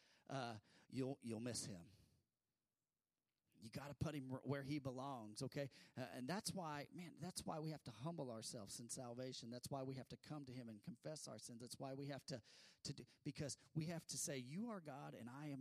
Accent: California, United States; I grew up in California where I went to school with a lot of Mormons

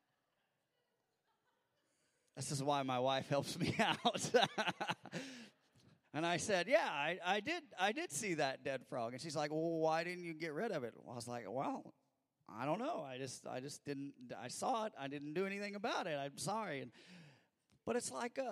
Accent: Missouri, United States; I grew up in Missouri

